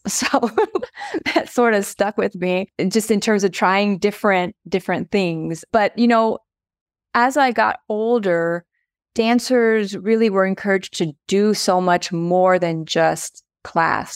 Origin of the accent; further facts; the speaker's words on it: United States; also born or lived in Aigle, Switzerland / New York City, United States; now in Colorado Springs, United States; my family immigrated over here when I was in fourth grade. which was a little while ago. But, so I've been here in the United States since fourth grade